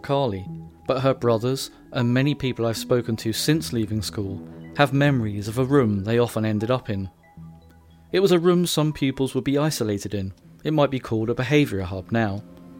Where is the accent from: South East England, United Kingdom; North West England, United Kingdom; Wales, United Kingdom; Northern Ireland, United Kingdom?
South East England, United Kingdom; Brighton; accent: Whitehawk; the one that made me soften my White Hawk accent as well, it was lurking, ever present.